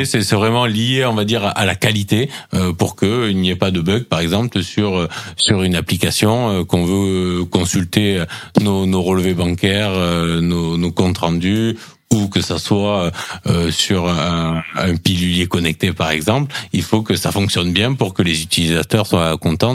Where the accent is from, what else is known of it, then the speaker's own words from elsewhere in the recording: Montpellier, Occitania, France; Je suis natif de Montpellier, et très attaché à ce à ce territoire